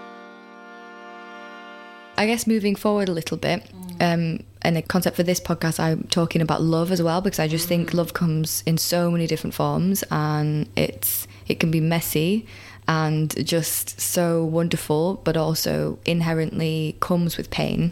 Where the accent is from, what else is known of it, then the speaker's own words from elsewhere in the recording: United Kingdom; I'm British